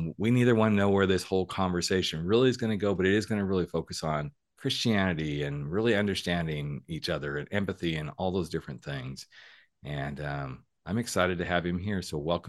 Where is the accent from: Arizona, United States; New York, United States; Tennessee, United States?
New York, United States; New York City; It's like, no, I'm a New Yorker. New Yorkers don't do that stuff.